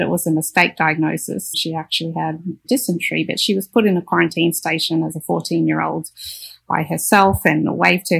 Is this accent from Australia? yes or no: yes; Australia; I'm an Australian